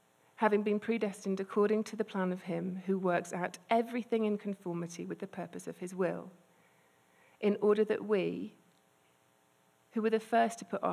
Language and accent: English; United Kingdom; I'm British and quite repressed